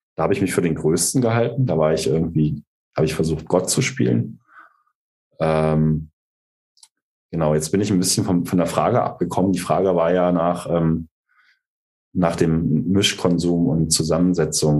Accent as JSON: {"language": "German", "region": "East Saxony", "country": "Germany", "tie": "born or raised there", "said": "ich bin ja in Ostsachsen groß geworden"}